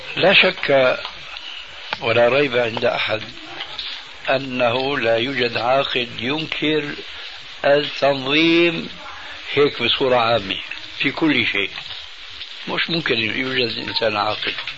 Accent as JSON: {"language": "Arabic", "country": "Syria", "said": "انا باعتباري سوري يعني اخذت عزوة من سوريا"}